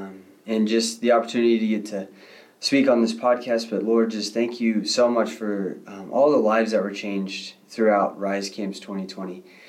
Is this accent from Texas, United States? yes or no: yes; Bushland, Texas, United States; from Bushland, Texas, currently going to A&M, Texas A&M